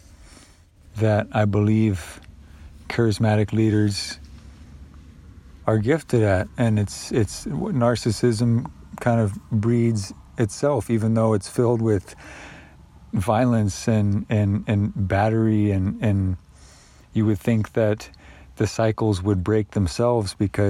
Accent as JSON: {"language": "English", "country": "United States", "said": "as an American"}